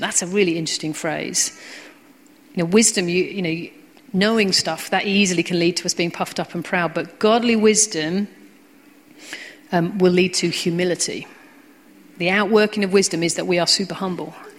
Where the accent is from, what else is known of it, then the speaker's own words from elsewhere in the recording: United Kingdom; we're British